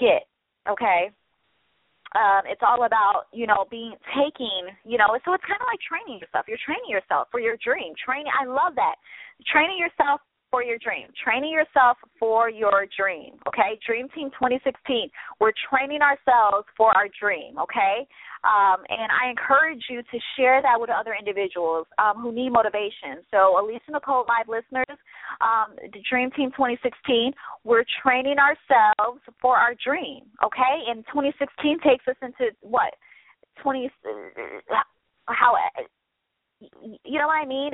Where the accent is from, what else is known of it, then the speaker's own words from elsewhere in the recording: Midwest, United States; now in Los Angeles, United States; I'm from the Midwest